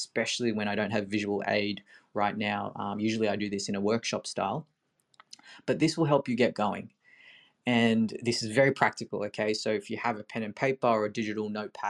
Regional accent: Sydney, New South Wales, Australia; I'm from Sydney

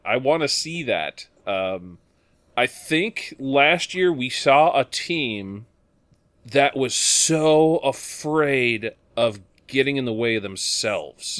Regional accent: United States; us Americans

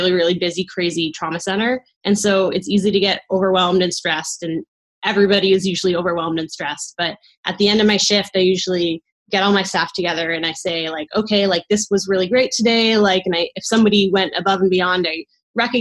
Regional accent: East Coast, United States; moved away as an adult; also born or lived in Caribbean; now in Northern California, United States; I grew up on the East Coast

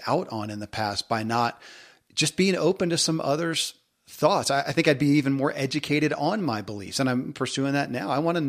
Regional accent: the South, United States; growing up in the South and in the religious structure, I mean, I didn't question beliefs.

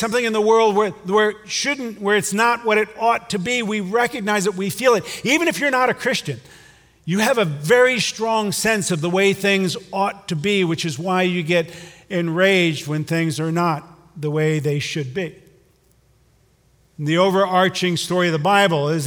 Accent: Hudson, Ohio, United States; I'm from Hudson

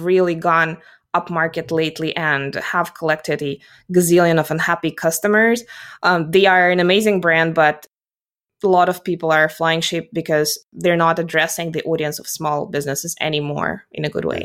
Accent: Russia; English is a second language; also born or lived in South Carolina / New York City; I'm based geographically in Russia, and I'm actually Russian by origin

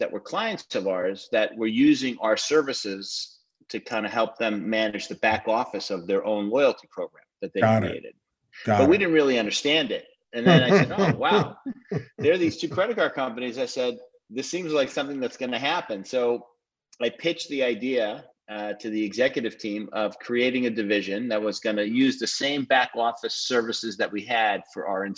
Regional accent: Rockland County, New York, United States; I'm originally from Rockland County, so a little bit outside New York, and lived there through college

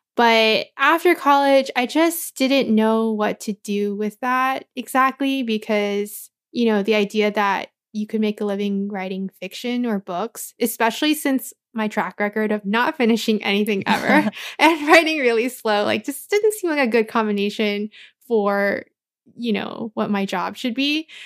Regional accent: Anaheim, California, United States; also born or lived in Cypress, California; I grew up in Anaheim, but I went to school in Cyprus

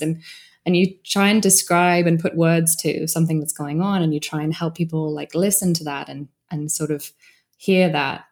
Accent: United Kingdom; I'm British

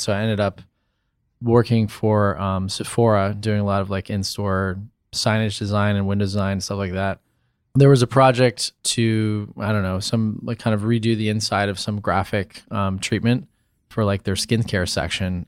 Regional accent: St. Louis, Missouri, United States; moved away; also born or lived in Cincinnati, Ohio; I grew up in Saint Louis, Missouri.

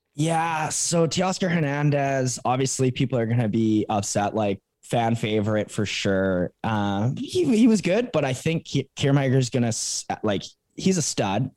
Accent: Calgary, Alberta, Canada; Calgary, my hometown

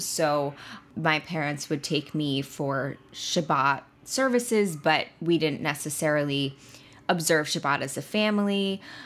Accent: Long Island, New York, United States; now in New York City, United States; I am a true New Yorker. I am from Long Island, and I have been living in New York City for nine years now

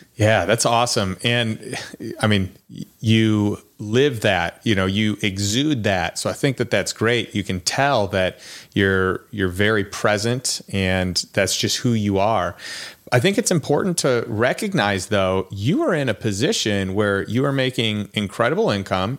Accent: Chicago, Illinois, United States; moved away; I'm from Chicago

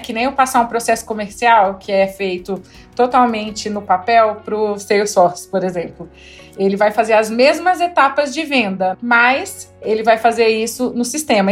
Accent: interior of Rondônia, Brazil; now in Brasília, Brazil; eu sou do interior de Rondônia, de uma cidadezinha aí de 6 mil habitantes

